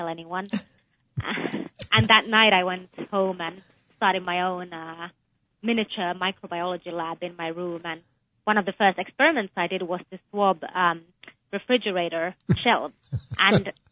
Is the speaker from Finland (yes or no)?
yes; Finland; moved away as an adult; also born or lived in United Kingdom / Texas; now in United States; I was born in Finland, but I also spent some of my childhood in the UK